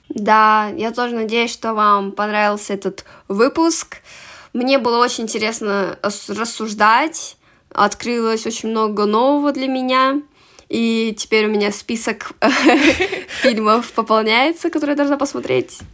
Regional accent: Karaganda, Karaganda Region, Kazakhstan; я из Казахстана, город Караганда

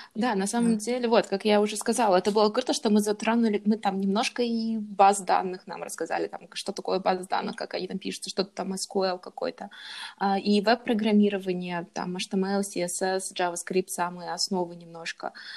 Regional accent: Kazakhstan; moved away as an adult; also born or lived in Japan; now in Germany; я из Казахстана.

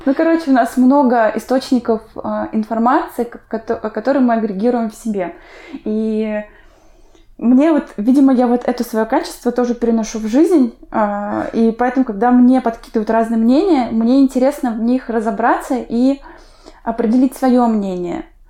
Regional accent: Urmary, Chuvashia, Russia; now in Saint Petersburg, Russia; Я сама выросла в Чувашии, в поселке Урмары

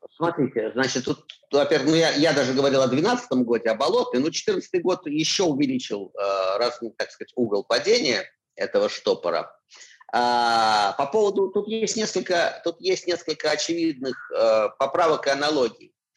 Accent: Moscow, Russia; moved away as an adult; я москвич, вот есть мои чистые пруды

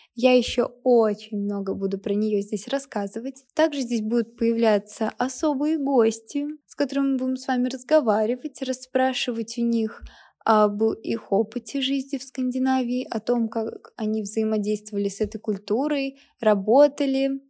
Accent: Kaliningrad, Kaliningrad Oblast, Russia; moved away as an adult; now in Moscow, Russia; Я родилась и выросла в Калининграде

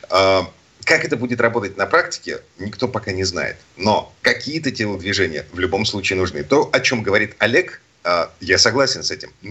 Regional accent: Saint Petersburg, Russia; из Петербурга.

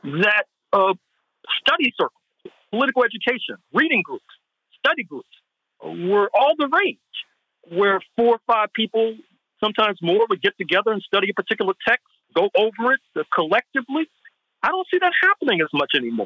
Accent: St. Louis, Missouri, United States; my hometown of St. Louis, Missouri

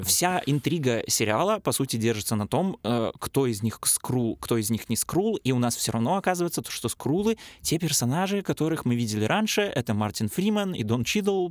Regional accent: Pinsk, Brest Region, Belarus; я же из Пинска

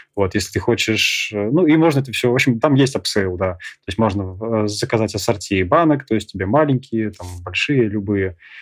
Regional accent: Saint Petersburg, Russia; now in Krasnodar, Russia; в Питере, откуда я родом

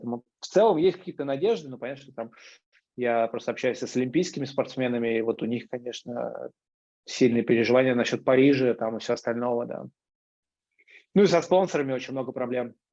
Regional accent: Moscow, Russia; я родился и рос в Крылатском. Вот, а это суперспортивный район

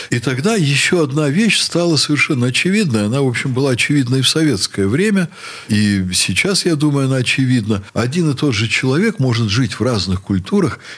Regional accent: Dagestan, Russia; Но каждый год я приезжаю э, в Дагестан на родину, и там я вдруг чувствую себя дагестанцем, я начинаю думать на этом языке

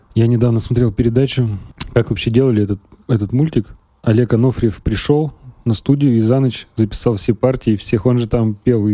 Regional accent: Uralsky, Perm Krai, Russia; also born or lived in Serebryanka, Gainsky District, Perm Krai; now in Perm, Russia; Я из Уральского, это 17 километров от Нытвы.

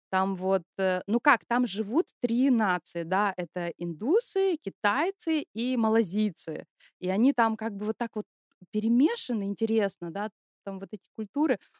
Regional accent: Syktyvkar, Komi Republic, Russia; moved away as an adult; now in Germany; я родом из России, из Республики Коми, из славного города Сыктывкара, это столица Республики Коми.

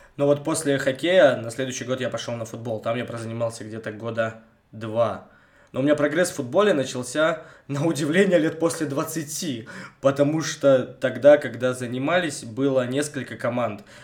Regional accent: Bogoyavlenye, Belye Kresty, Vologda Oblast, Russia; я богоявленский с белых крестов

